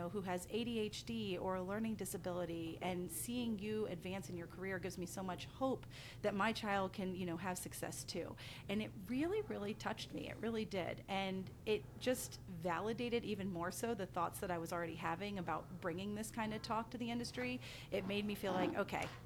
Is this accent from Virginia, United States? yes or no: yes; Blue Ridge Mountains of Virginia, United States; moved away as an adult; also born or lived in Asheville, North Carolina; I currently live in the Blue Ridge Mountains of Virginia. This is where I was born and raised